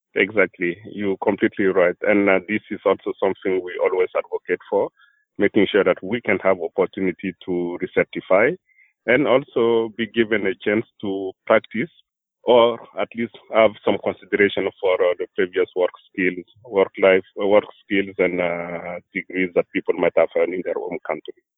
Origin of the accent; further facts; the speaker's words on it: Burkina Faso; moved away as an adult; now in Vermont, United States; I came from Burkina Faso